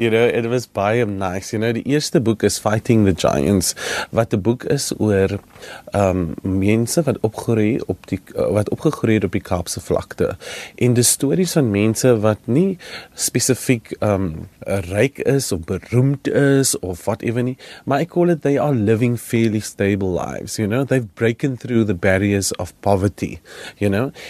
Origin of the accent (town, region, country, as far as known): South Africa